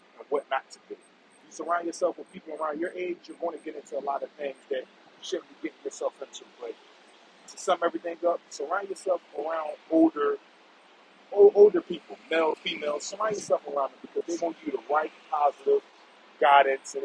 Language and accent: English; Philadelphia, Pennsylvania, United States; I'm from North Philly, man. We're originally from West Philly